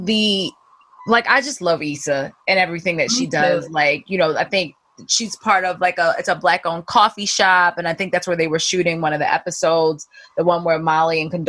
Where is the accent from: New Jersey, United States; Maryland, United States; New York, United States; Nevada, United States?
Maryland, United States; Baltimore; accent: Baltimore; my Baltimore accent just be popping out